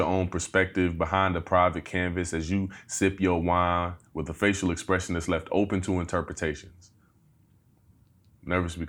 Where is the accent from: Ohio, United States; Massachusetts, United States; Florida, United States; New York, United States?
Ohio, United States; Dayton; Pretty much borderline Trotwood, end of day in the north side, northwest side. Then I kind of started moving in closer. My years in high school, I spent around Meadowdale.